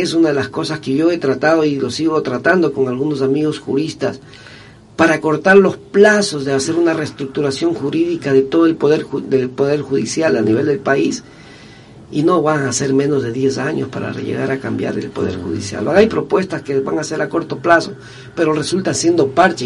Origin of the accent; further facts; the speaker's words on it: Manabí, Ecuador; nosotros los manavitas solamente cuando salimos de Manaví somos reconocidos